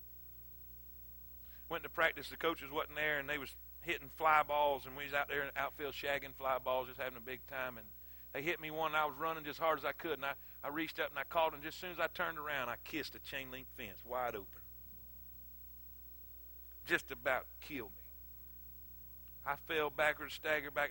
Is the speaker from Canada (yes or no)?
no; South Florida, United States; moved away as an adult; also born or lived in South Carolina; I'm from South Florida. Crab legs, coconuts, and palm trees